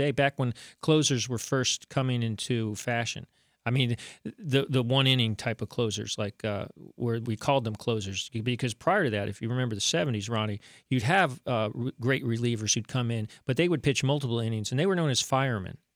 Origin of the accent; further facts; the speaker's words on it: Miami, Florida, United States; growing up in Miami like I was.